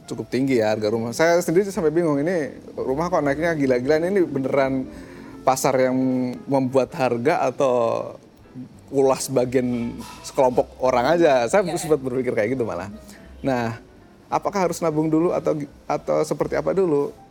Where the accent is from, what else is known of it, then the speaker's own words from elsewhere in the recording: Magelang, Central Java, Indonesia; sangat berbeda pertumbuhan rumah di Jakarta sama pertumbuhan rumah di katakanlah di kota saya di Magelang